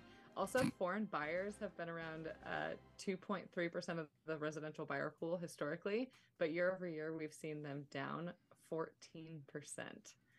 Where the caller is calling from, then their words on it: Seaside, Oregon, United States; I'm in Seaside, Oregon, and it is some beautiful, lovely rain.